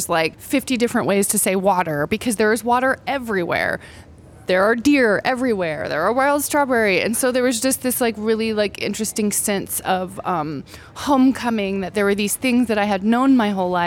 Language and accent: English; northeastern Oklahoma, United States; moved away as an adult; also born or lived in Stillwater, Oklahoma / Six Nations, Ontario, Canada; now in upstate New York, United States; I was born in Stillwater, Oklahoma, and I spent a bit of my childhood there. And then we moved up to northeastern Oklahoma / southwest Missouri